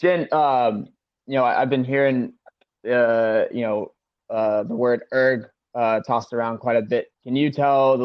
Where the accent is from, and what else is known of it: Charleston, South Carolina, United States; born or raised there; moved away as an adult; also born or lived in Colorado / New Zealand; now in Germany